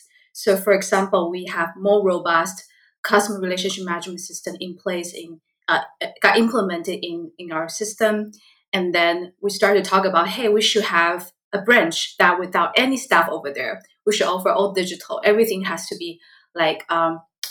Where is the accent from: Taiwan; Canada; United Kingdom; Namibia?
Taiwan; English is a second language; moved away as an adult; now in Seattle, United States; I was born and raised in Taiwan